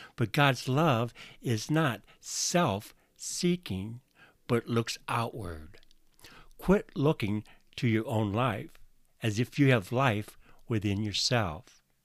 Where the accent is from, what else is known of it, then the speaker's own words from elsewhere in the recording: Northwest Iowa, United States; now in Washington, United States; I grew up in Northwest Iowa, in a small community, in a very conservative part of the country